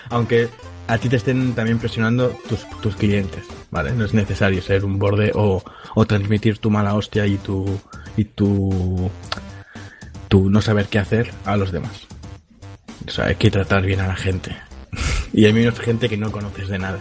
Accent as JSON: {"language": "Spanish", "region": "Catalonia", "country": "Spain", "accent": "Catalan", "said": "se me nota un poco que soy catalán"}